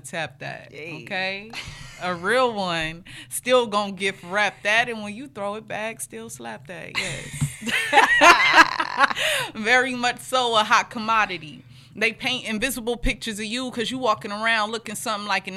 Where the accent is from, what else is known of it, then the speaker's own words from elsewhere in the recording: Los Angeles, California, United States; also born or lived in Inglewood, California; I come from the district, Crenshaw District